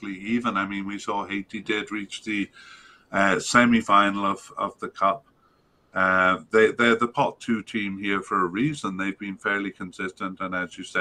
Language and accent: English; Canada; as a Canadian